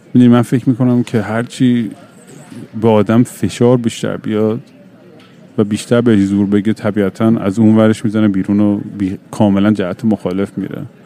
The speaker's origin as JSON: {"language": "Persian", "country": "Iran", "moved": "yes", "said": "تجربه خودم تو ایران"}